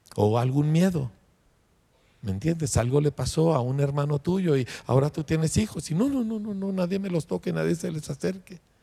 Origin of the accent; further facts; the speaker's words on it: Mexico; nosotros somos mexicanos